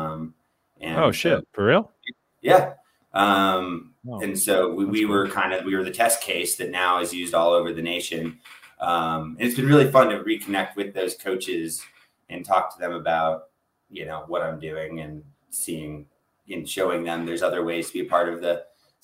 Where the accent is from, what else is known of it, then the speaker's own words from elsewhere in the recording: Bay Area, California, United States; I grew up in the Bay Area